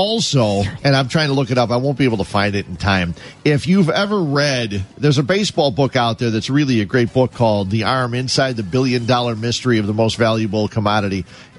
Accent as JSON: {"language": "English", "region": "Illinois", "country": "United States", "tie": "born or raised there", "said": "I'm from Illinois"}